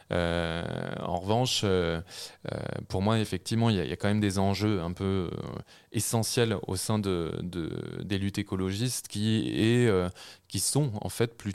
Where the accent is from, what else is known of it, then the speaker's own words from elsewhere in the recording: Normandy, France; Moi, j'ai grandi en Normandie, euh, j'ai fait mes, mes débuts, enfin, quasiment toutes mes études. Euh, à Paris euh, ensuite.